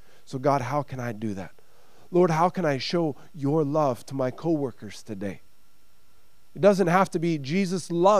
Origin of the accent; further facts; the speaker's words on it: United States; now in Sweden; As an American